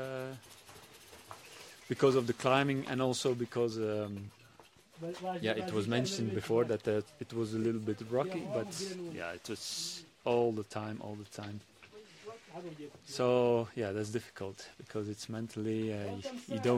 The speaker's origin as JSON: {"language": "English", "country": "Belgium", "said": "I'm from Belgium"}